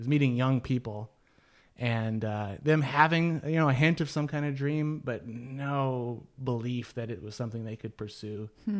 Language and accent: English; California, United States; And it was weird as a Californian where you go up and hug and, you know, say whatever to anybody, anywhere.